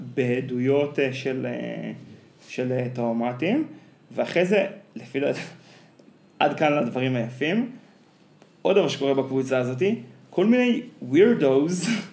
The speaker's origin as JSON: {"language": "Hebrew", "country": "Israel", "tie": "born or raised there", "said": "אחת החוויות שלי בתור ילד בקיבוץ"}